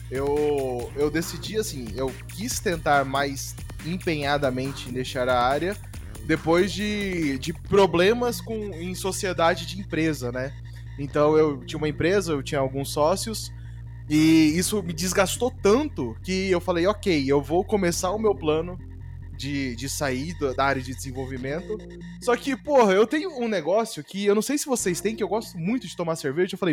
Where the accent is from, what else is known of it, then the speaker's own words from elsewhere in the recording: Campo Grande, Mato Grosso do Sul, Brazil; eu vim né, do interiorzão, né? Eu, eu vim de Campo Grande, Mato Grosso do Sul